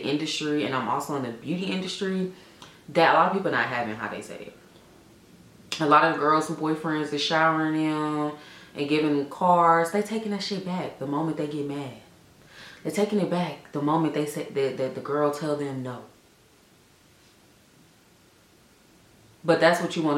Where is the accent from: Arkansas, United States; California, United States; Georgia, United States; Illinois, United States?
Georgia, United States; Atlanta; Born and raised in Atlanta